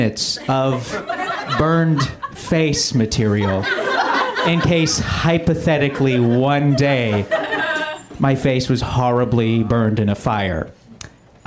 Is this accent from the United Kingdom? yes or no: no; Canada; now in United States; I'm a Canadian immigrant.